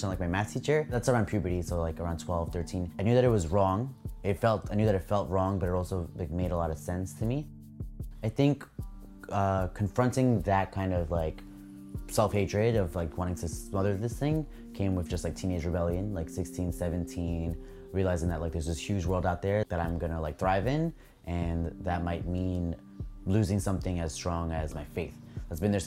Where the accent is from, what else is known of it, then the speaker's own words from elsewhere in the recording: New York City, New York, United States; born in Brooklyn, and I'm an illustrator.